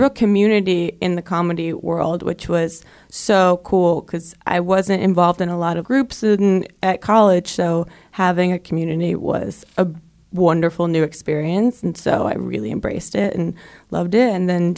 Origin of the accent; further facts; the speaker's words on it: New Jersey, United States; moved away as an adult; also born or lived in Brooklyn, New York; I am from New Jersey.